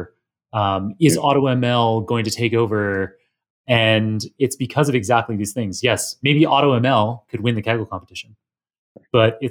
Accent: Canada; I come from Canada

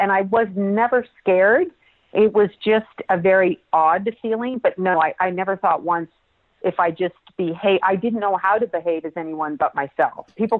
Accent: Toronto, Ontario, Canada; but yes, I was born in Toronto, Canada, which is my homeland, my home people.

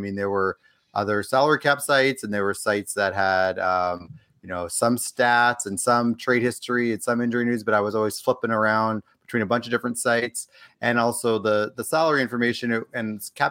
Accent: Edmonton, Alberta, Canada; now in Los Angeles, United States; No, I'm from Edmonton originally, grew up there, spent most of my time in Edmonton. I moved out to L.A. Several years ago, so that's where I'm based now.

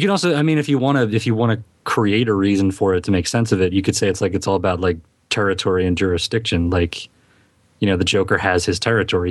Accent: Philadelphia, Pennsylvania, United States; accent: Philadelphia; my Philadelphia accent

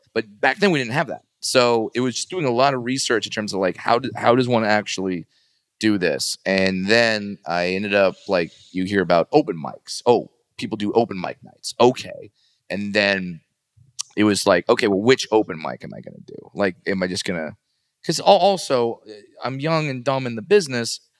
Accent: Los Angeles or Orange County, California, United States; I grew up in Los Angeles or Orange County

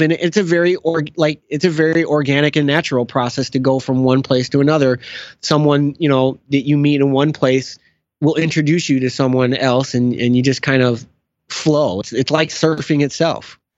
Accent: outside of Chicago, Illinois, United States; I was born and raised outside of Chicago.

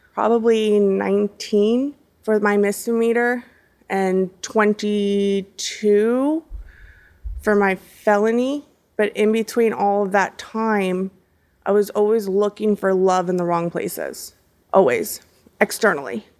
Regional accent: Hollywood, Florida, United States; also born or lived in Miami, Florida / Broward County, Florida; so I am a local here in Florida. You know, I, I was born in Hollywood, Florida, and, um, I was raised by my grandparents since the age of three.

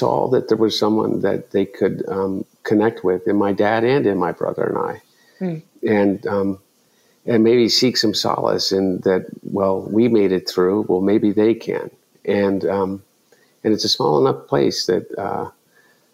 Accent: Delaware, United States; growing up in Delaware

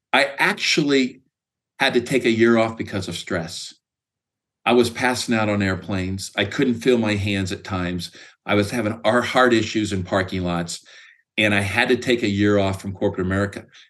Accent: Speedway, Indiana, United States; moved away as an adult; also born or lived in Greencastle, Indiana / Washington State; now in Phoenix, United States; I currently live in Phoenix, and I grew up in Speedway, Indiana

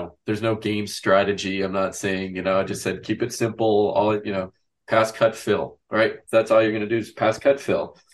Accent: Wisconsin, United States; I grew up in a small town in Wisconsin.

